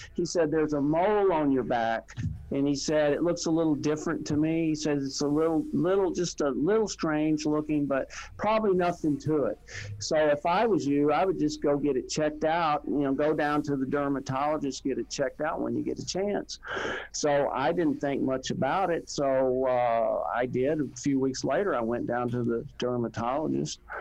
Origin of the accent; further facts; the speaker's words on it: Texas, United States; I was from Texas